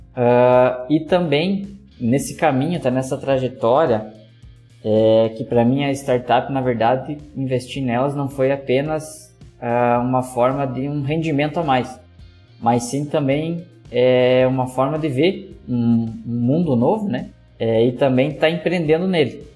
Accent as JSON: {"language": "Portuguese", "town": "Joaçaba", "region": "Santa Catarina", "country": "Brazil", "said": "sou da cidade de Joaçaba, no meio oeste de Santa Catarina"}